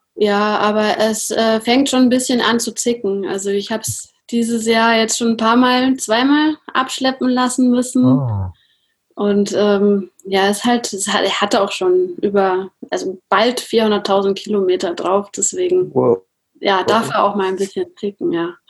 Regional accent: Nuremberg, Bavaria, Germany; ich komme aus Nürnberg

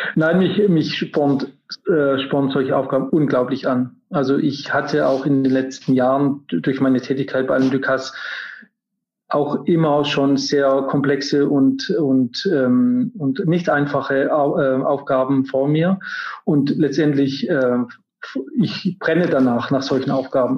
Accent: Germany; also born or lived in Paris, France; now in Munich, Germany; dass ich jetzt aus Deutschland kam oder dass ich jetzt ein deutscher Koch bin

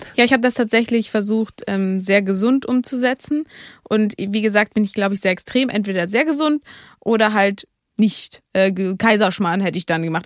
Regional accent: Hamburg, Germany; als Hamburgerin

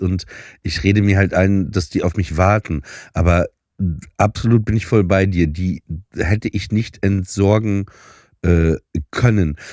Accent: Papenburg, Lower Saxony, Germany; moved away; nach Papenburg ins Emsland, wo ich aufgewachsen bin

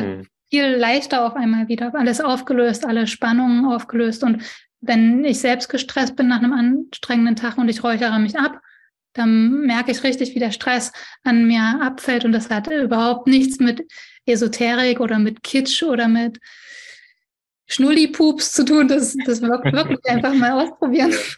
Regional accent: East Germany, Germany; Ich bin auch ein Ossi

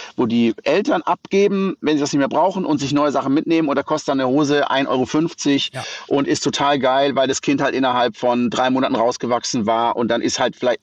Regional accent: Black Forest, Baden-Württemberg, Germany; ich bin im Schwarzwald geboren und da aufgewachsen in einem ganz kleinen Dorf mit wenigen Einwohnern

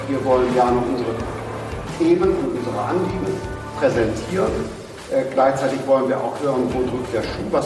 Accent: North Rhine-Westphalia, Germany; in Nordrhein-Westfalen, ähm, wo ich herkomme, genau

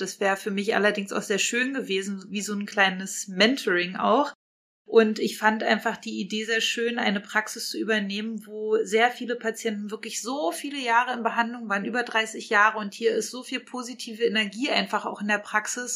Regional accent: Potsdam, Brandenburg, Germany; wir kommen alle aus Potsdam

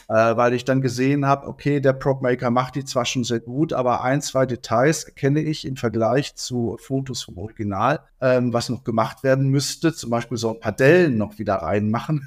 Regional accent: Dortmund, North Rhine-Westphalia, Germany; moved away; meiner Heimatstadt Dortmund

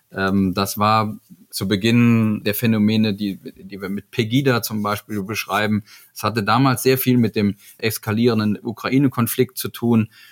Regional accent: Eifel, Germany; ich bin da groß geworden in der Eifel

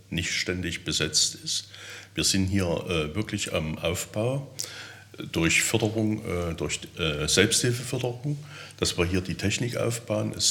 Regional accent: Teuchern, Saxony-Anhalt, Germany; Ich komme ja aus Teuchern.

